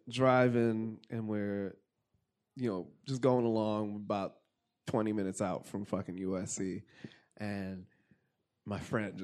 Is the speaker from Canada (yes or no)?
no; Jamaica; But also, so yeah, because I'm Jamaican.